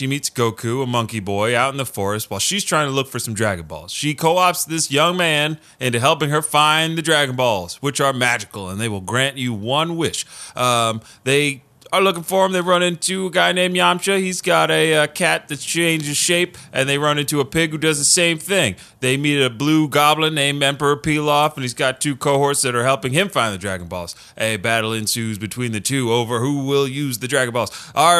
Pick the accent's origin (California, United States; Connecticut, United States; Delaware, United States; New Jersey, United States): Delaware, United States; Because where I'm from in Delaware, where we all talk like we're from Savannah, Georgia, there were two Sonics